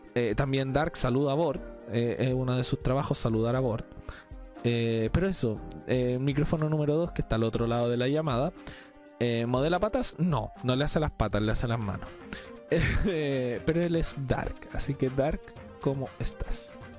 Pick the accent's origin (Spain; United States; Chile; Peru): Chile; todos los chilenos somos